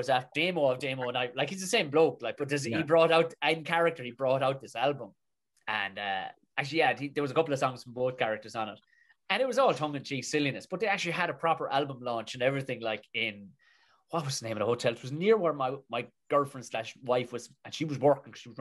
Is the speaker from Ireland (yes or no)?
yes; Tipperary, Munster, Ireland; I said, Tipperary